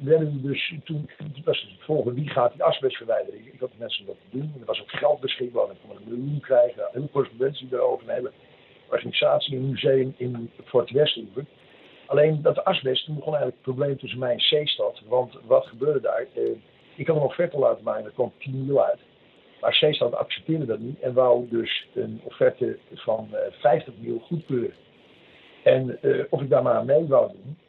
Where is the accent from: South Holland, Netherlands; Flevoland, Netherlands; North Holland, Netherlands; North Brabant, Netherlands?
North Holland, Netherlands; Bergen; moved away as an adult; also born or lived in Den Helder / Alkmaar / Tenerife; in Bergen ben ik eigenlijk, uit, daar kom ik van huis uit een beetje vandaan. Ik heb de middelbare school gezeten in Alkmaar.